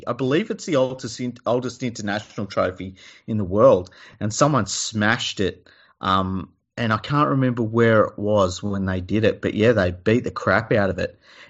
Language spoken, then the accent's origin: English; Australia; It's like, because we're from Australia, all right?